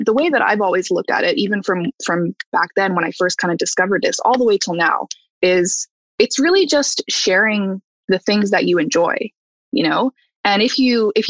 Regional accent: Calgary, Alberta, Canada; now in Toronto, Canada; I'm from Calgary originally

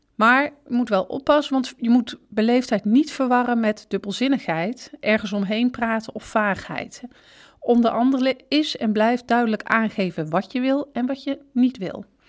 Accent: Netherlands; wij Nederlanders

